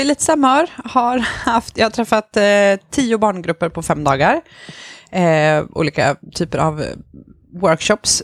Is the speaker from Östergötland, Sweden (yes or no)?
no; Stockholm, Stockholm County, Sweden; also born or lived in Rosengård, Malmö; now in Malmö, Sweden; själv är jag uppvuxen på eh, Järva i Stockholm, i Kista